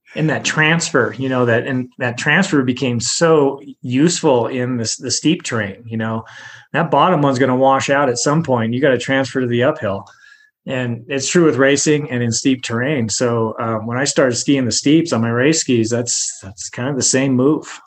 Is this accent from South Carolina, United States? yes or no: no; Montana City, Montana, United States; moved away; also born or lived in Squaw Valley, California; I'm from Montana City, which is south of Helena you know, not not too far from Helena, but I'm from Montana City, Montana. Um, very very rural area. I went to a two room school